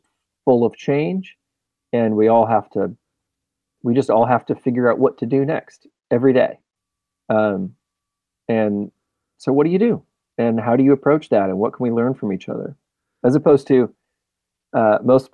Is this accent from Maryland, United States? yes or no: no; Normal, Illinois, United States; We are from Normal, Illinois. At least the two main guys, me and my best friend in high school